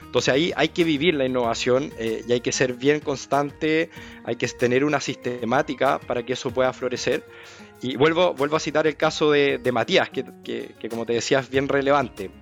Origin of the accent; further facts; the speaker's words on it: Concepción, Biobío, Chile; moved away as an adult; also born or lived in France; now in Santiago, Chile; yo soy de Concepción, nacido, criado, criado allá, estoy en Santiago desde el 2019